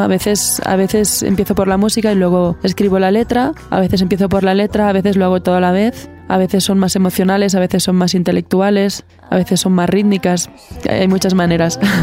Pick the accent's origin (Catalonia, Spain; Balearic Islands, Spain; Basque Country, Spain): Catalonia, Spain; Barcelona; yo nací en Barcelona, en donde un lugar donde convergen muchos tipos de música y es, viví en un pueblo cerca del bosque